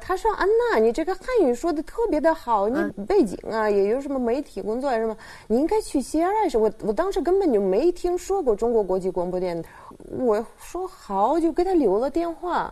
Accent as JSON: {"language": "Chinese", "region": "Saint Petersburg", "country": "Russia", "tie": "born or raised there", "second_language": "Chinese", "moved": "as an adult", "lives_now": "China", "said": "我是出生在省彼得堡"}